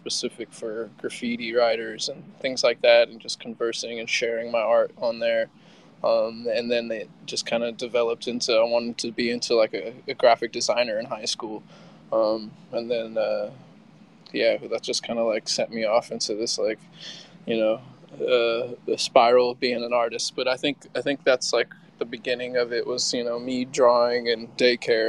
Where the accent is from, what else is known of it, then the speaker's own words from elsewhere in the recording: West Coast, United States; also born or lived in California / Seattle; now in Miami, United States; I was born in California, grew up on the West Coast, like Seattle and California, back and forth. And I live in Miami, Florida now